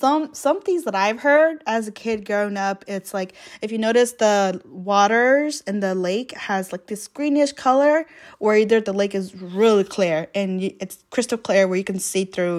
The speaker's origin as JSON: {"language": "English", "country": "United States", "tie": "born or raised there", "said": "growing up in America"}